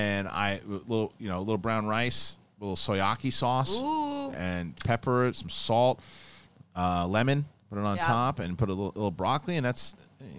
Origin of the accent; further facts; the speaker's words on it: New York City, New York, United States; I grew up in Bayside.